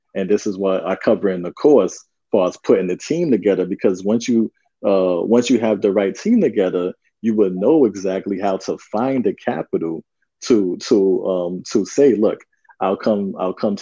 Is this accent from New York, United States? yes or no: yes; New York, United States; we're both from New York